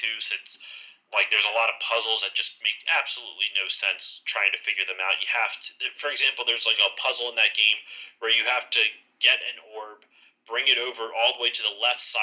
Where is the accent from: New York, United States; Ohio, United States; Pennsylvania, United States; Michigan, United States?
Pennsylvania, United States; Philadelphia area; I'm from the Philly area. I'm over on the East Coast near Philly.